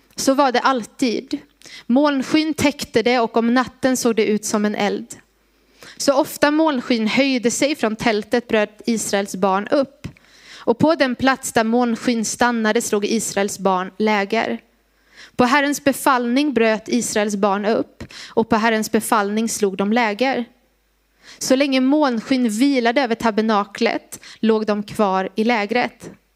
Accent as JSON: {"language": "Swedish", "town": "Gnosjö", "region": "Jönköping County", "country": "Sweden", "moved": "yes", "said": "Jag är från Gnosjö från början, så att jag kan det här området lite"}